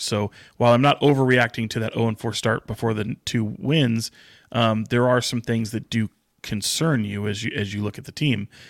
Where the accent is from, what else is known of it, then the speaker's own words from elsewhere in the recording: Sacramento, California, United States; It's why I still live here. It's an, I, other than it is my hometown